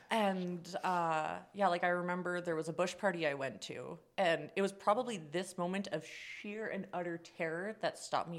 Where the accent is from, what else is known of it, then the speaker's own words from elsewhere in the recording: Ottawa, Ontario, Canada; so I'm from Ottawa.